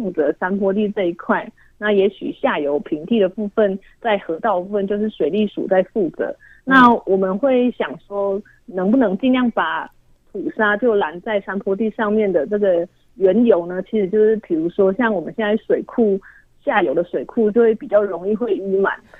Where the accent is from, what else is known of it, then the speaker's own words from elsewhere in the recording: Nantou County, Taiwan; 因为我本身我本身就是南投人。